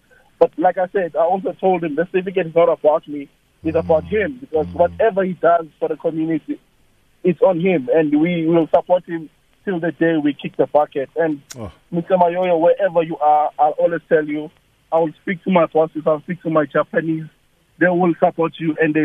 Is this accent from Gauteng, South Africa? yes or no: yes; Springs, Gauteng, South Africa; I'm from Springs, I'm from Termas 2